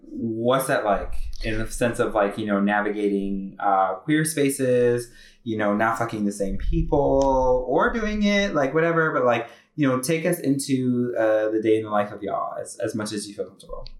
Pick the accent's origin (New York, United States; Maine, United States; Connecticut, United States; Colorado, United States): Connecticut, United States; I'm from Connecticut